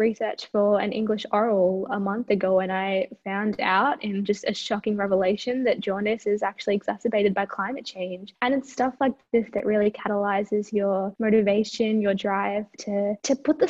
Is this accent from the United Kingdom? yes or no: no; India; now in Australia; I come from India, which is an equatorial country.